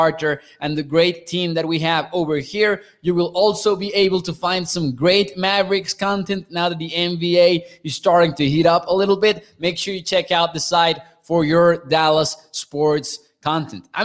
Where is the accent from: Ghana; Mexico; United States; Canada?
Mexico; I'm from Mexico